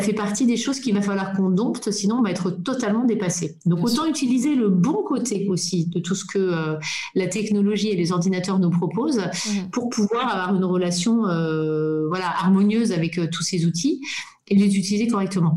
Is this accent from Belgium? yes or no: yes; Belgium; first language French; moved away as an adult; also born or lived in Japan / Singapore / Germany / Brussels; now in Dresden, Germany; moi je suis belge francophone